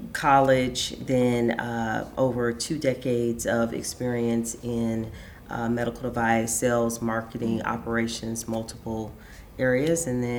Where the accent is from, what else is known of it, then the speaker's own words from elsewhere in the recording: Jacksonville, Florida, United States; I'm from Jacksonville, Florida. country girl from Jacksonville, Florida.